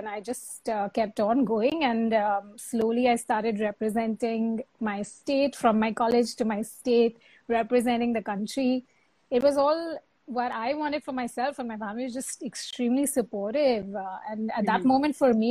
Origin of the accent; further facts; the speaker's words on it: Mumbai, Maharashtra, India; also born or lived in New York; I'm born and brought up in Bombay.